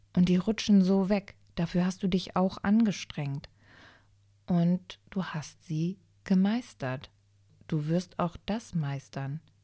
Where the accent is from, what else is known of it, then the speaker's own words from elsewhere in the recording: Germany; ich bin in Deutschland geboren, aber ich bin in Italien gezeugt worden